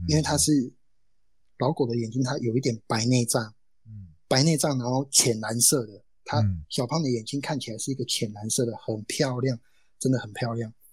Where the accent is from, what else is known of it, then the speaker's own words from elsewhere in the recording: Taiwan; 我就是这样一个飞不出去的土生土长的选手